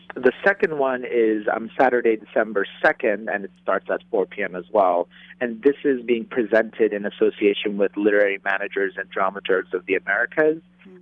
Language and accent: English; Turkey; I'm born and raised in Turkey